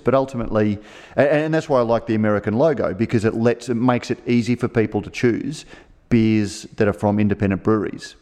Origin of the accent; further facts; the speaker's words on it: Australia; as an Australian